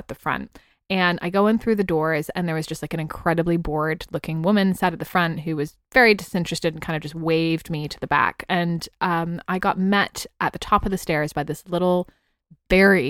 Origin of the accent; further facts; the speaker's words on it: San Francisco, California, United States; moved away as an adult; now in London, United Kingdom; I was 18 from the Bay Area of San Francisco